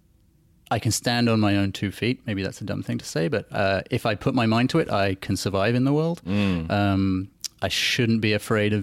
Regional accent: England, United Kingdom; moved away as an adult; also born or lived in South Africa / Australia; I'm a South African, and we emigrated to England when I was a kid.

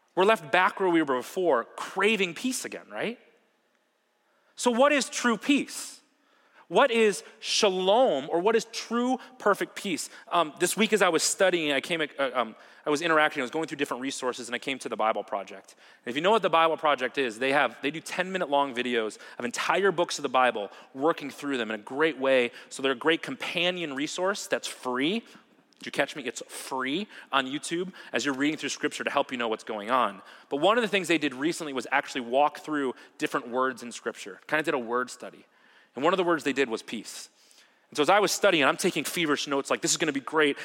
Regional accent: Ohio, United States; also born or lived in Wauwatosa, Wisconsin; now in Wisconsin, United States; when I was about six years old, my family moved to Ohio. And I spent most of my life there

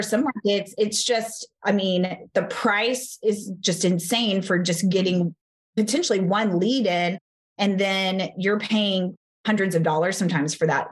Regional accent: Texas, United States; I'm from Texas

